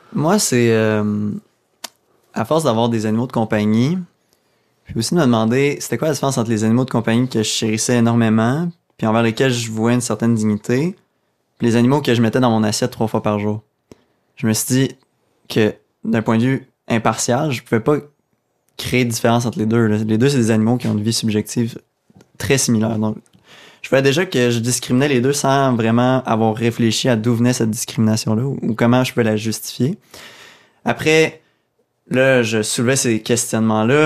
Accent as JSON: {"language": "French", "area": "Abitibi", "region": "Quebec", "country": "Canada", "also_born_or_lived": "Sherbrooke", "moved": "yes", "said": "Je viens de l'Abitibi"}